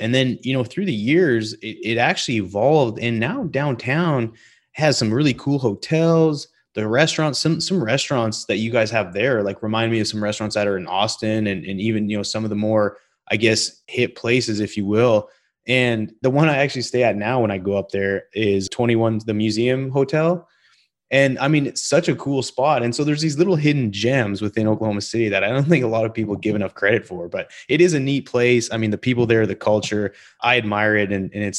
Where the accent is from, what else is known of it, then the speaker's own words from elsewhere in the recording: Calgary, Alberta, Canada; Because I'm from Calgary, Alberta. I've moved all over the place.